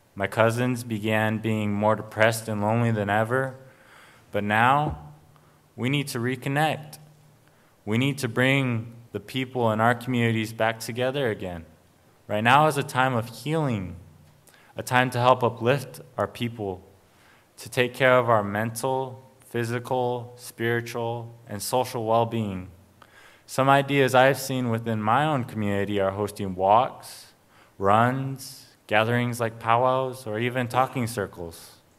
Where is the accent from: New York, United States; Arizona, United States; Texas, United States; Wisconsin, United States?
Arizona, United States; I come from the Salt River, P M Maricopa Indian community